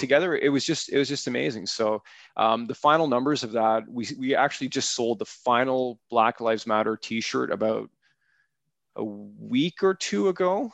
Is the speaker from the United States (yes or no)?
no; Aurora, Ontario, Canada; the town that I grew up in in Aurora